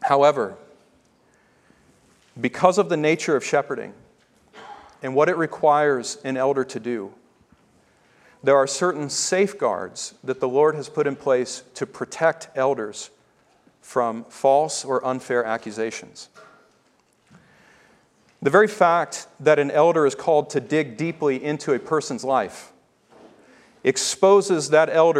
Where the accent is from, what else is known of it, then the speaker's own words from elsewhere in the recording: the South, United States; I grew up in the South